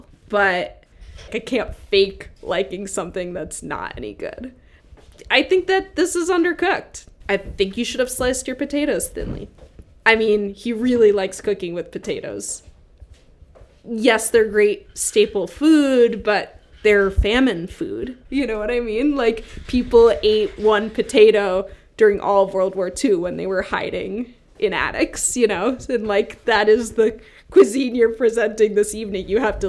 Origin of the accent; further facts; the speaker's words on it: New York City, New York, United States; I'm from New York. New York City? Yeah, and my mom's Italian.